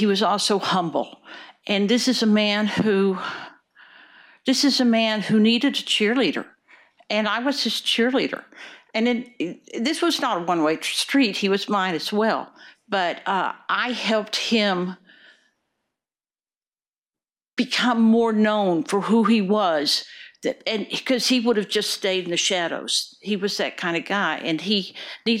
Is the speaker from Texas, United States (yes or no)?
yes; Wichita Falls, Texas, United States; moved away as an adult; now in Oregon, United States; I grew up in Wichita Falls, Texas